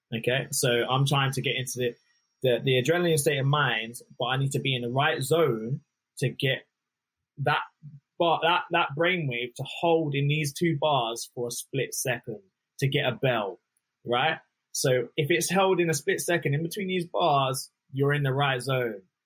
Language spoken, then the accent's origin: English; Luton, East of England, United Kingdom; I'm from Luton Town originally